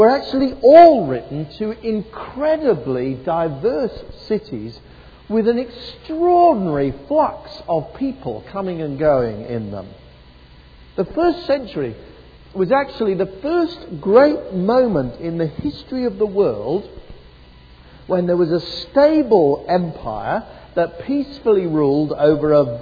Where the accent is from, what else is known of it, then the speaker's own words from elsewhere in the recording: Devon, South West England, United Kingdom; also born or lived in East Oxford; now in Oxford, United Kingdom; a church in my hometown in Devon